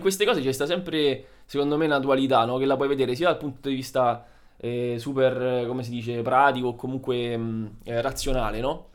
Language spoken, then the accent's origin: Italian; Italy; moved away as an adult; E adesso sono tornato in Italia, dove, diciamo, nella, nella mia città d'origine